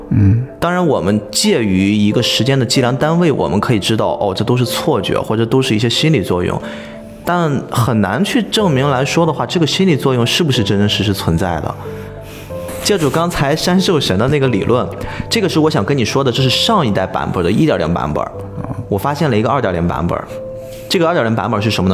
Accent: China; 我们中国人

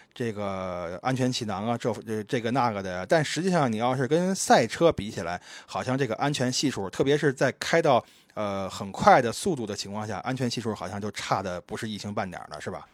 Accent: Beijing, China; moved away; 我小时候游泳，我还拿过这个崇文区第一名的奖项呢

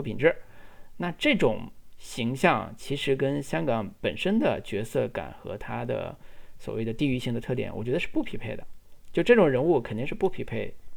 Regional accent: China; 我们大陆人

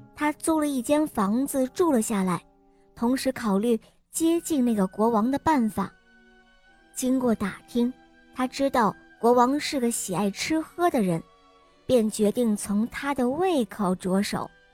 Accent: Jiangsu, China; 我今年七岁了，我来自江苏

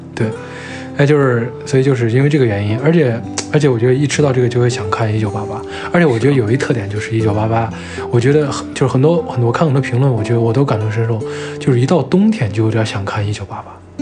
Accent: Xi'an, Shaanxi, China; 我们是大西安人

